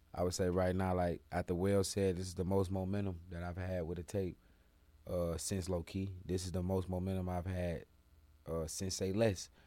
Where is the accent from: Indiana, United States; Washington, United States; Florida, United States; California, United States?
Florida, United States; Jacksonville; now in Atlanta, United States; for my city, my state, I love Florida, Del 904